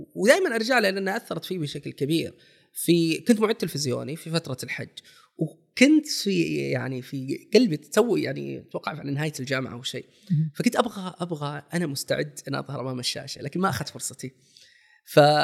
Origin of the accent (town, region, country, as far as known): Saudi Arabia